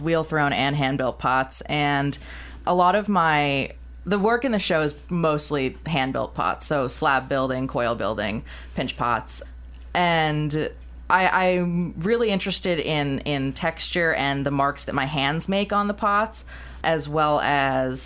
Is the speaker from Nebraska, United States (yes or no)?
no; New York, United States; moved away as an adult; I am from New York, and I moved here for my residency in October